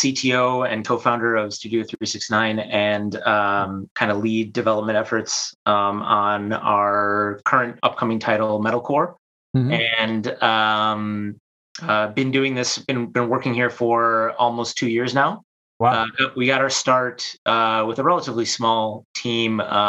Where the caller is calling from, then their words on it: Chicago, Illinois, United States; I'm from my basement in Chicago, sunny Chicago.